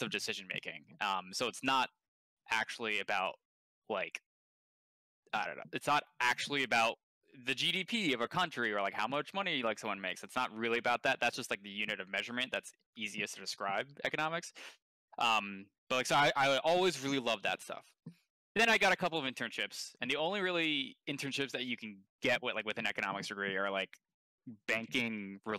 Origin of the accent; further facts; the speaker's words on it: Westport, Connecticut, United States; moved away as an adult; also born or lived in New York / Washington, D.C.; I was born in New York, and I grew up in Connecticut